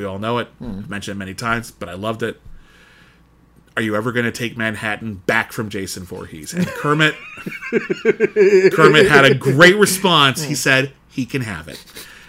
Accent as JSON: {"language": "English", "country": "United Kingdom", "said": "Yeah, I'm British."}